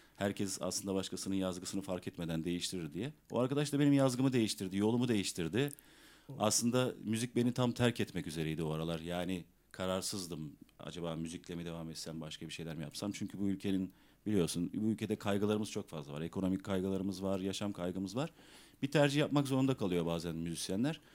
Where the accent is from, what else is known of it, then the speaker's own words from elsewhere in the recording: İzmir, Turkey; also born or lived in Tunceli (ancestry); İzmir'de doğdum büyüdüm. Aslen Dersimliyim, Tunceliyim.